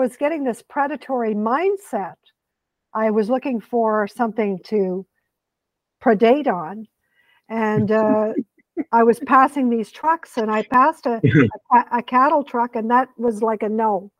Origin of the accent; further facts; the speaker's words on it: Quebec, Canada; I am a Quebecer. I was born in Quebec.